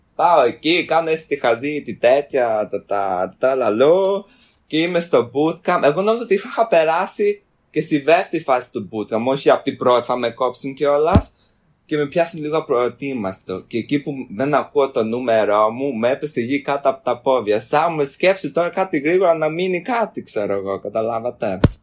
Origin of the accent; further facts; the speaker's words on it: London, United Kingdom; Έρχομαι από το Λονδίνο